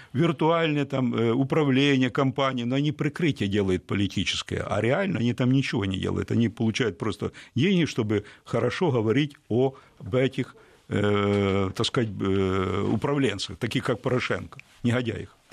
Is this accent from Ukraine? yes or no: yes; Ukraine; я украинец, знаете, украинец, коренной такой украинец